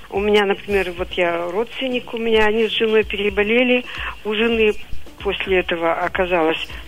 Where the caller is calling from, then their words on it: Divnogorsk, Krasnoyarsk Krai, Russia; Вот я из Дивногорска.